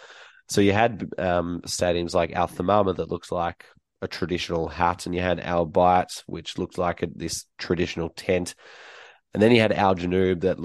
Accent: Australia; I was from Australia

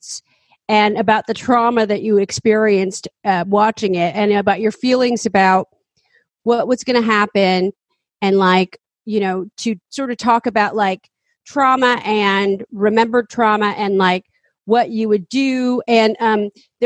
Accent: San Francisco, California, United States; I grew up in San Francisco

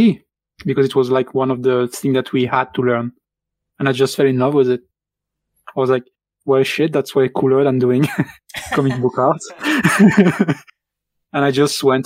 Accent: Belgium; first language French; English is a second language; moved away as an adult; now in United Kingdom; I'm from Belgium.

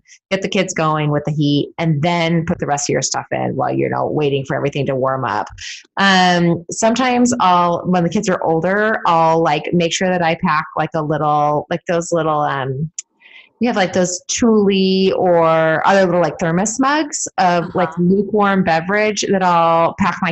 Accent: California, United States; moved away as an adult; also born or lived in Vermont; now in Portland, United States; growing up in California

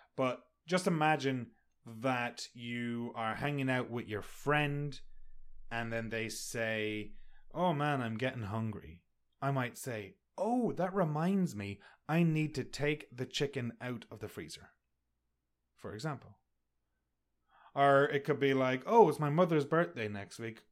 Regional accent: Sligo, Ireland; moved away as an adult; also born or lived in Connecticut; now in Canada; I'm from Ireland. I grew up in the rain.

